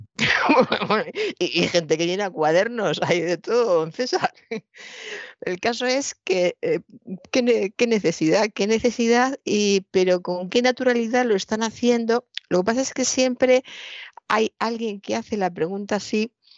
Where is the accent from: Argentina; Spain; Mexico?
Spain; Toledo, Castilla-La Mancha; soy de Toledo, he visto durante toda mi infancia y mi juventud un maravilloso cuadro del Greco